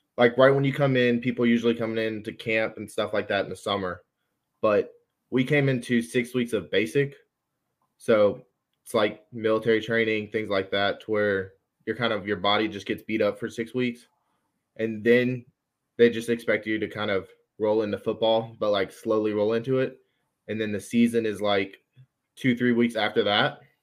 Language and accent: English; Athens, Georgia, United States; I'm from Athens, so I'm used to U G